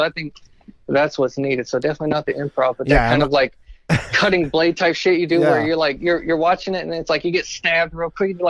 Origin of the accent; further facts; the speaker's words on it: the South, United States; You see, I grew up in the South, and it was really terrible, and they had theater class